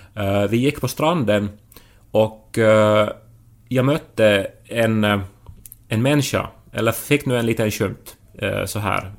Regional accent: Finland; vi liksom i Finland

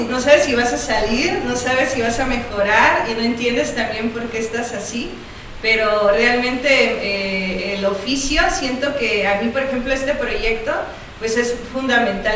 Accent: Asunción Ixtaltepec, Oaxaca, Mexico; Francisco y yo somos de Ixtaltepec

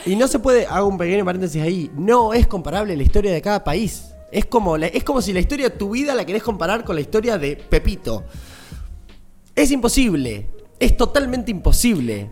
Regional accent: Argentina; nosotros siempre como argentinos, argentinas

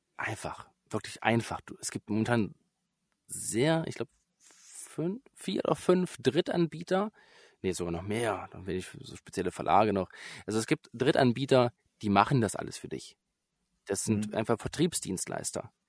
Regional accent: Börde district, Saxony-Anhalt, Germany; ich komme aus Sachsen-Anhalt, aus, mhm. äh, speziell aus dem Landkreis Börde.

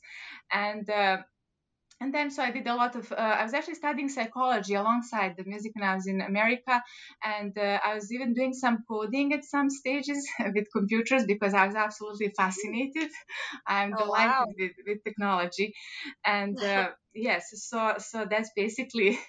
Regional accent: Montenegro; moved away; I was born in Montenegro

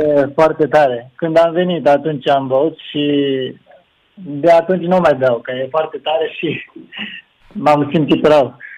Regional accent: Nagoya, Aichi, Japan; Romanian is a second language; moved away as an adult; now in Romania; eu sunt din Nagoya

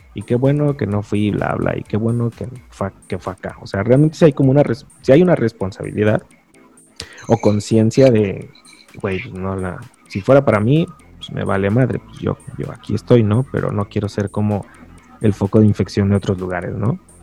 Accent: Guadalajara, Jalisco, Mexico; he ido creciendo acá en Guadalajara con los charros

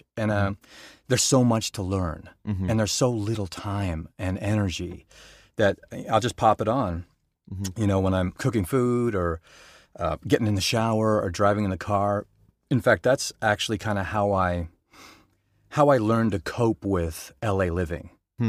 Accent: Boulder, Colorado, United States; also born or lived in Denver; I, like I said, I was born in Denver, and then we moved to Boulder. Crunchy Boulder.

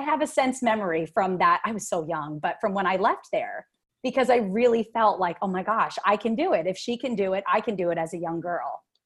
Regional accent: East Coast, United States; I am from the East Coast

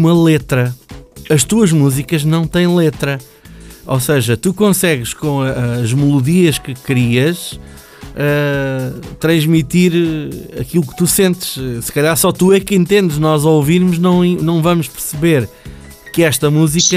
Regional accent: Canada; moved away; na minha terra, no Canadá

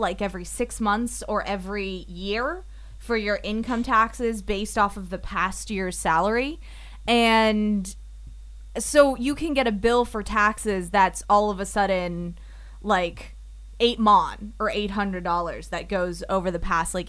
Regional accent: United States; now in Japan; I'm American

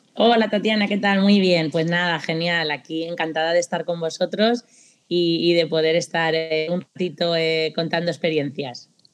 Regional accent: Castilla-La Mancha, Spain; moved away as an adult; now in Japan; Estudié también eh, magisterio en la Universidad de, allí de Castilla-La Mancha, de donde yo soy

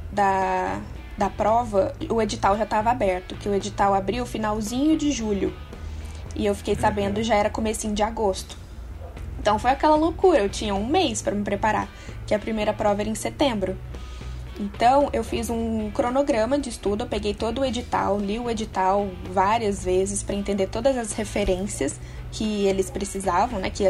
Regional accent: Minas Gerais, Brazil; eu tenho 24 anos. Eu sou natural de Minas, eu me formei numa universidade de Varginha

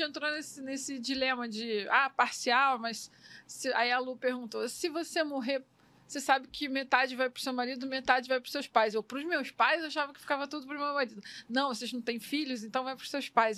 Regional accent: Miguel Pereira, Rio de Janeiro, Brazil; lá na minha terra, lá em Miguel Pereira, que é o interior aqui do Rio

